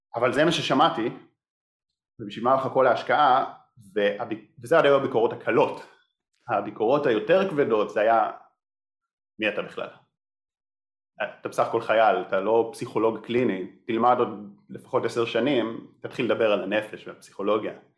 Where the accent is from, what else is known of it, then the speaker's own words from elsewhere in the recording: Israel; אני קיבוצניק